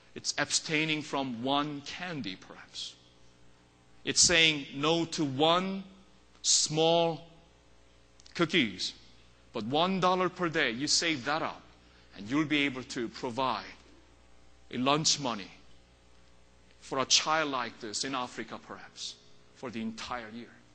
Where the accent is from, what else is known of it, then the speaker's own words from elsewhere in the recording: South Korea; moved away; when I was little growing up in Korea